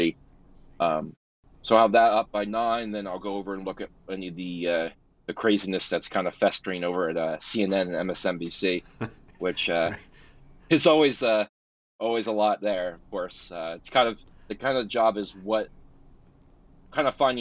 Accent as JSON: {"language": "English", "region": "New Jersey", "country": "United States", "tie": "born or raised there", "said": "my home state of New Jersey"}